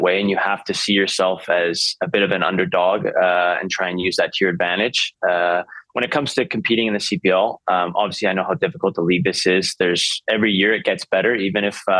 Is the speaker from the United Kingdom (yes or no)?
no; Vancouver, British Columbia, Canada; I'm born and raised in Vancouver.